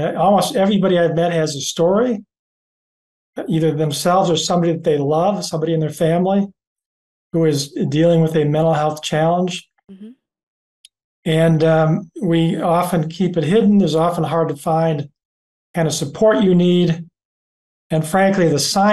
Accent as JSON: {"language": "English", "region": "Michigan", "country": "United States", "tie": "born or raised there", "said": "I grew up in Michigan, a family of five boys, in the only place in North America where you can look south across the river and see Canada."}